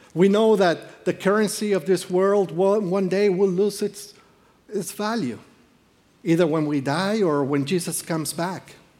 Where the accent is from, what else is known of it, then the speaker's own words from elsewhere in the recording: Peru; moved away; I am from Peru.